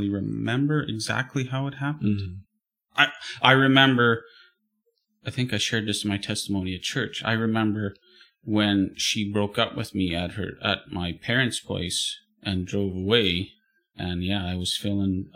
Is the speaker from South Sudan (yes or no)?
no; Manitoba, Canada; moved away as an adult; two people growing up in Manitoba that have nothing to do with church or faith